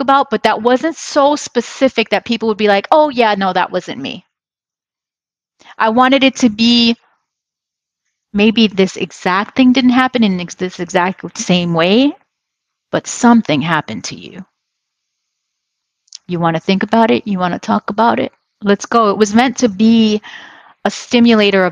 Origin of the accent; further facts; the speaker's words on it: New York City, New York, United States; moved away as an adult; now in Los Angeles, United States; I grew up, I was born in New York City, but I honestly feel like LA has been the place that I really grew up. I came here as a young adult